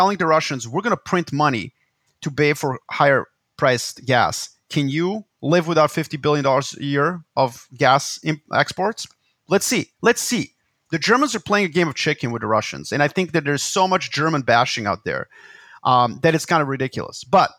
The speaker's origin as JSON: {"language": "English", "town": "Belgrade", "country": "Serbia", "tie": "born or raised there", "said": "Which, and Belgrade, my hometown, in the 70s and 80s looked like a first world city."}